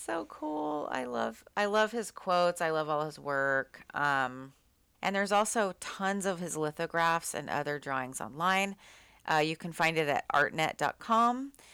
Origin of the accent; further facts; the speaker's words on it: Austin, Texas, United States; now in Seattle, United States; I grew up going to house parties 'cause I'm from Austin